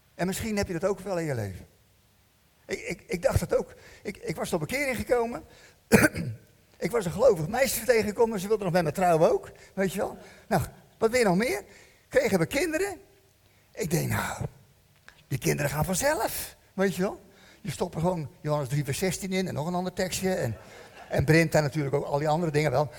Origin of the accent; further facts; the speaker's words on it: Netherlands; We zijn Hollanders